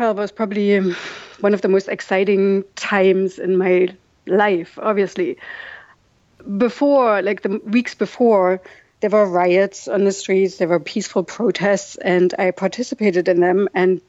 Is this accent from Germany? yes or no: yes; East Germany, Germany; English is a second language; I always told them I grew up in East Germany and we had to learn Russian in school, so my English is really bad.